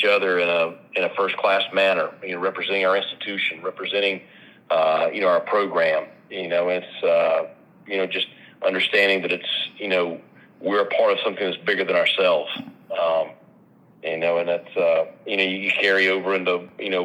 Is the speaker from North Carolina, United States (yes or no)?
yes; Asheville, North Carolina, United States; my hometown